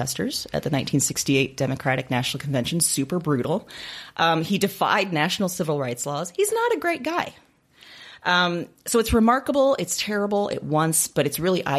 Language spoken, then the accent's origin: English; Iowa, United States; moved away as an adult; also born or lived in Chicago; I grew up here in Iowa, but then most of my adult life was spent in Chicago.